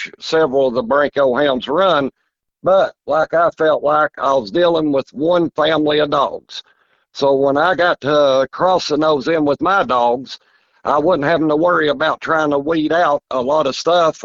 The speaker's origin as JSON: {"language": "English", "town": "Mount Vernon", "region": "Kentucky", "country": "United States", "tie": "born or raised there", "said": "I'm born and raised in Mount Vernon, Kentucky"}